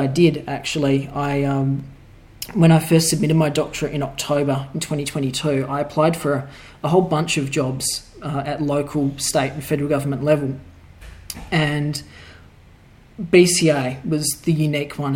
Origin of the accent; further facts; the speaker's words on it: Perth, Western Australia, Australia; I was born and raised in Perth, Western Australia